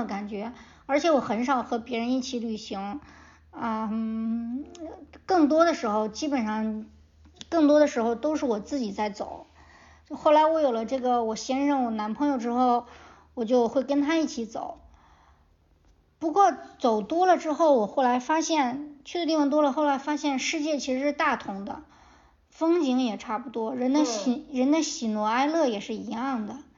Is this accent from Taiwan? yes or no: no; China; 我从我小的时候在野山坡长大，就是呃那种破败的长城，破败的长城脚底下长大。